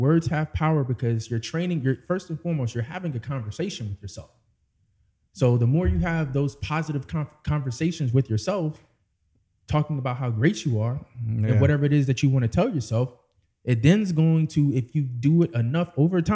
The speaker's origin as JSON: {"language": "English", "town": "Washington", "region": "District of Columbia", "country": "United States", "tie": "born or raised there", "moved": "yes", "said": "back in my hometown in D.C."}